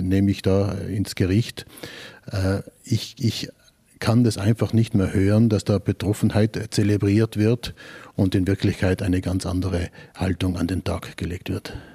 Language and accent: German; Bolzano, Trentino-Alto Adige, Italy; als Bozner, als Südtiroler